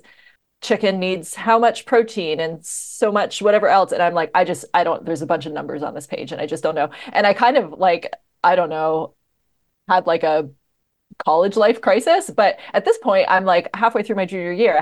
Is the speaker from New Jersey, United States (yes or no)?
yes; Northwest New Jersey, United States; I grew up in New Jersey